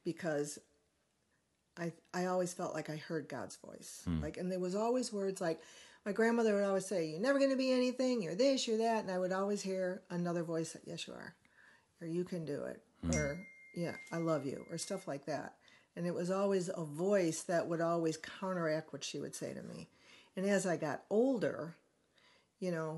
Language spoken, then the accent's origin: English; Chicago, Illinois, United States; moved away; also born or lived in California; My parents came back to Chicago